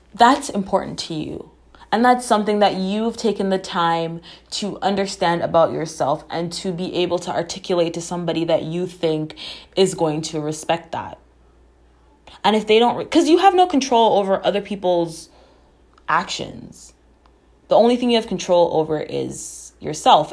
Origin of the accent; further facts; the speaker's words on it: Jamaica; I am Jamaican.